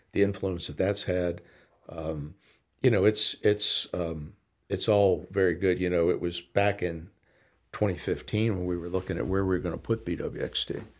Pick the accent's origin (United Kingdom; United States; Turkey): United States; Pittsburgh, Pennsylvania; now in Lynchburg, United States; I grew up in Pittsburgh in a, in a very ethnic neighborhood